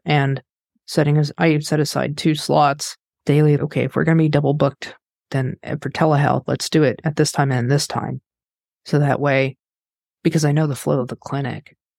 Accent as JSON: {"language": "English", "region": "Kansas", "country": "United States", "said": "I'm from Kansas"}